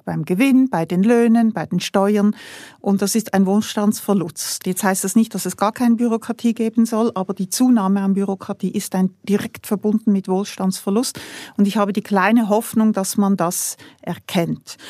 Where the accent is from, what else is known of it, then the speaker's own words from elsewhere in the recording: Switzerland; als Schweizer